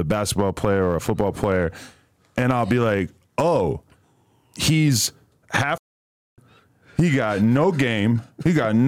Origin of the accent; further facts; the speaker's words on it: New Hampshire, United States; moved away; also born or lived in Brooklyn, New York / Queens, New York; I'm from New Hampshire, but then I moved to Brooklyn and Queens for 7-8 years